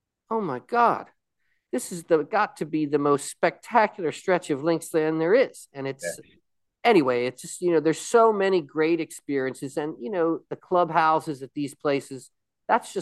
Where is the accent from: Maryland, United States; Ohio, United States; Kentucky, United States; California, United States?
Maryland, United States; Annapolis; I grew up in Annapolis, near Annapolis